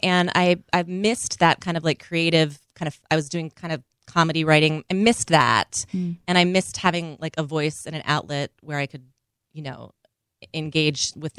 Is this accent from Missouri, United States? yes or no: no; Minnesota, United States; now in New York, United States; I grew up in Minnesota